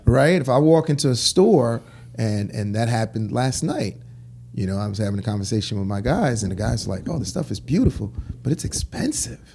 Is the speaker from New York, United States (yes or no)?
yes; New York City, New York, United States; also born or lived in Haiti; I grew up in Crown Heights, and I went to Brooklyn Tech